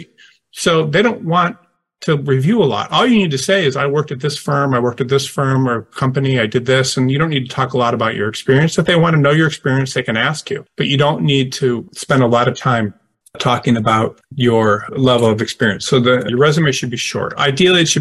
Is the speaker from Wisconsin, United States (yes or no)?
no; Detroit, Michigan, United States; I'm from Detroit